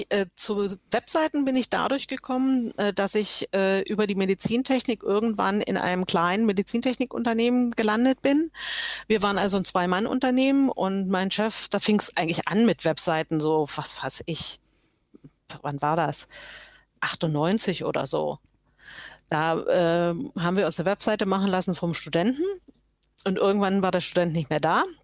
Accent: Görlitz, Saxony, Germany; born there; also born or lived in Halle / Poland / Dresden / Hamburg; Ich bin geboren in Görlitz, ähm, das ist in Sachsen, liegt ist der östlichste Ort äh, von Deutschland. Äh, bin inzwischen 61 Jahre alt und ähm, bin äh, eigentlich von Görlitz über Halle, über Polen, über Dresden, über Hamburg irgendwann hier im Schwarzwald gelandet.

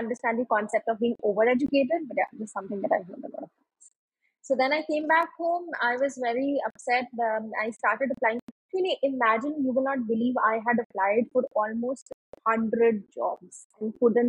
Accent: Yamunanagar, Haryana, India; So I come from Yamunanagar.

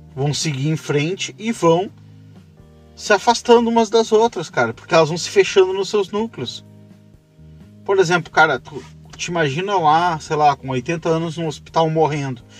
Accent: Brazil; pro Brasil, que aqui a gente é caipira

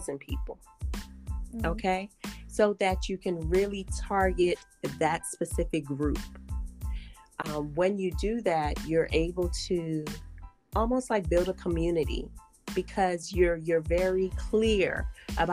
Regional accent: Guyana; I'm also Caribbean. I was born in Guyana

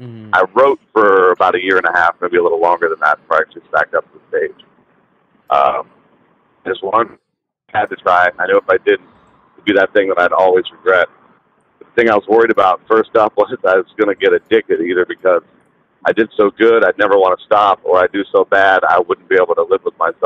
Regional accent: Champion, Ohio, United States; Small town, Northeast Ohio. If you've ever heard of Youngstown, it's probably 25 miles north of Youngstown.

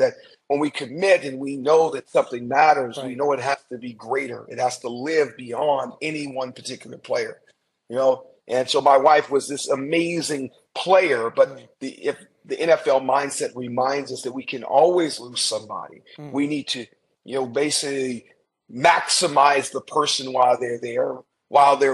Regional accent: Anaheim, California, United States; I grew up in Anaheim, California

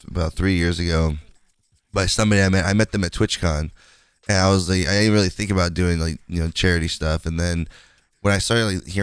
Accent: West Coast, United States; I'm from the West Coast

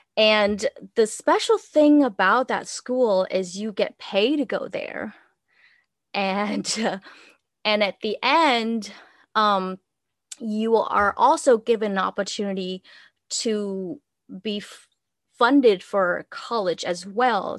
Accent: Vietnam; English is a second language; moved away as an adult; now in United States; I grew up in Vietnam and I spent, my I spent my first twenty-one years there.

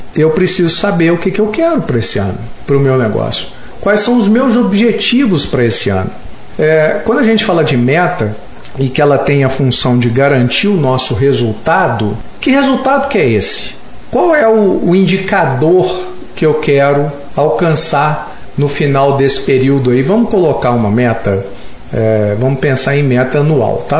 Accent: Belo Horizonte, Minas Gerais, Brazil; nós somos mineiros na, aqui, Belo Horizontinos

